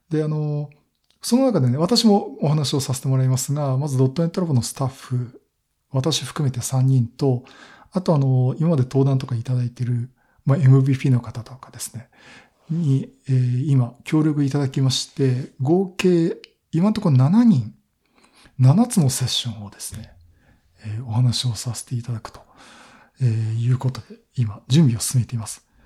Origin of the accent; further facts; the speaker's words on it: Kanagawa, Japan; まあ、東京都、まあ、私は神奈川県なんですけど